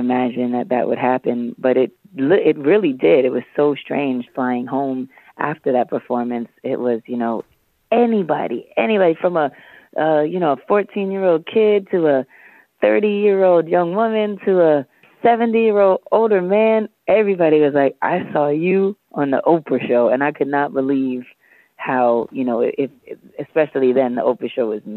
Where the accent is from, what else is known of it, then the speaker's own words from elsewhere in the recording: New York City, New York, United States; I was from Harlem